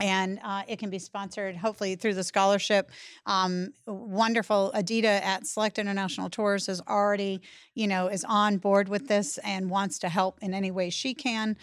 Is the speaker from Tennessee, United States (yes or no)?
no; Massachusetts, United States; also born or lived in eastern North Carolina; now in North Carolina, United States; I live in eastern North Carolina. I'm originally from Massachusetts